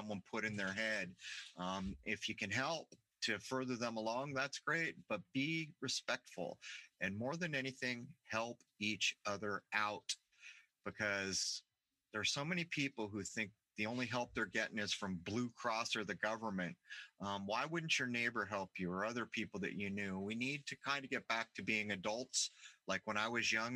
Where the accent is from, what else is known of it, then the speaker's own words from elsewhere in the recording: Southern California, United States; I grew up in Southern California where there is real Mexican food